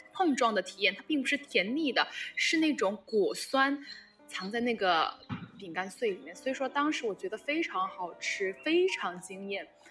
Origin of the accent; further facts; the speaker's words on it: China; 碰到一个也是大陆来的朋友